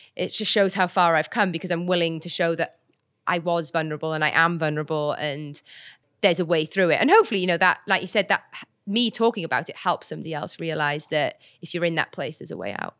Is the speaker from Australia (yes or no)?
no; Welsh, Wales, United Kingdom; also born or lived in Birmingham; I'm Welsh